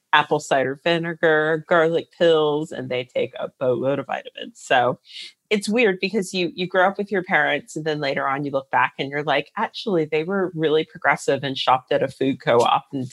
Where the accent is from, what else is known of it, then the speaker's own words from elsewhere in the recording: Northern Virginia, United States; I grew up in Northern Virginia